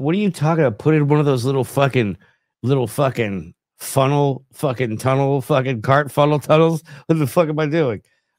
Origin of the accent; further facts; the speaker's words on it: New York, United States; There was a time when I came from Long Island and I worked at a Target.